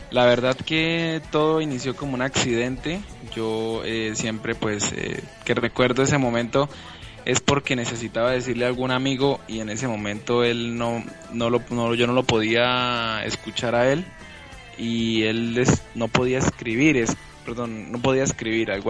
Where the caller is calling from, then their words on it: Colombia; Muy buenas noches, saludos desde Bucaramanga, Colombia.